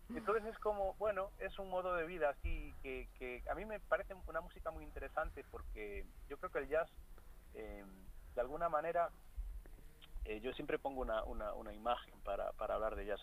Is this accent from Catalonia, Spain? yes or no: no; Galicia, Spain; first language Galician; Spanish is a second language; música de Galicia, que es de donde yo soy.